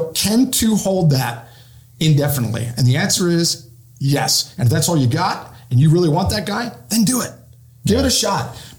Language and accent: English; Pennsylvania, United States; moved away; my home state of Pennsylvania